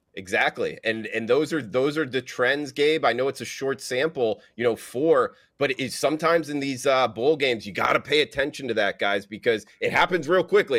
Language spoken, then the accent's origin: English; Fort Lauderdale, Florida, United States; I grew up, was born and raised in Fort Lauderdale, which is on the east side of, of Florida